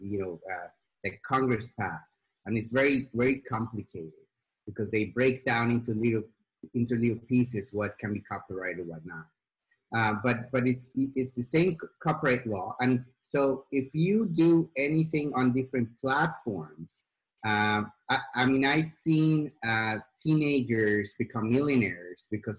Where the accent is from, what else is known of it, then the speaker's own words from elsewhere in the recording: Sweden; moved away; I grew up in Sweden